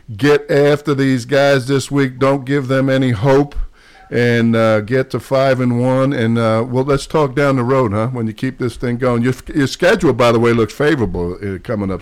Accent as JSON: {"language": "English", "region": "New York", "country": "United States", "said": "I'm from New York"}